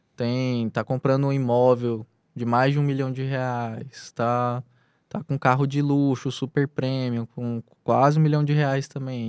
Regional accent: Anápolis, Goiás, Brazil; now in Piauí, Brazil; sou originário do, do estado de Goiás, da cidade de Anápolis

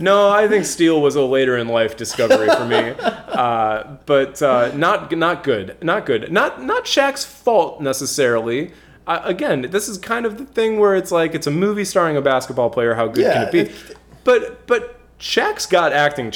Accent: Chicago, Illinois, United States; we are from Chicago

